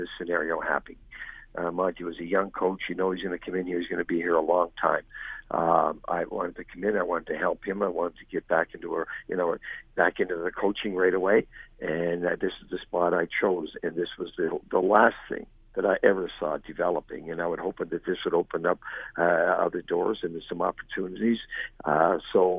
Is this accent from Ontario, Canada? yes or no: no; the Maritimes, Nova Scotia, Canada; now in Dallas, United States; I'm from the Maritimes in Canada